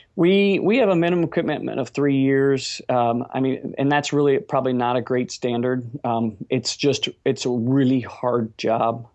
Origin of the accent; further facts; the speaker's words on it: Cincinnati, Ohio, United States; we're from Cincinnati, Ohio